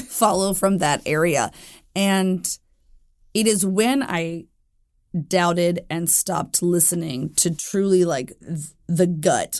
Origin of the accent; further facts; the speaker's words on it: Jackson, Tennessee, United States; I was born in Jackson, Tennessee.